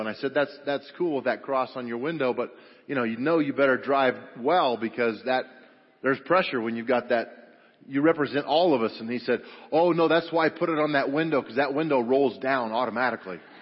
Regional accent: Grand Junction, Colorado, United States; I grew up over on the West Slope at Grand Junction and, and uh, graduated from Grand Junction High School

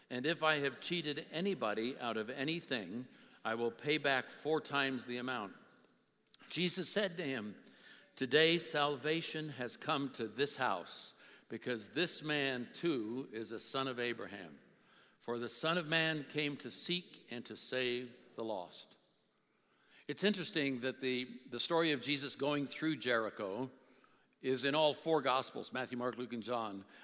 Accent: South India, India; I was brought up in South India and they had what they call hawkers

